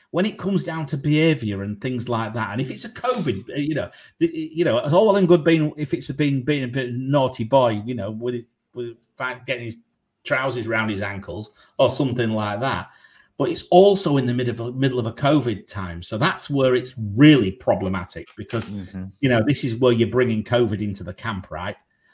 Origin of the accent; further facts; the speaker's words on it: San Antonio, Texas, United States; I used to live in Dallas, Texas, and I'm from San Antonio.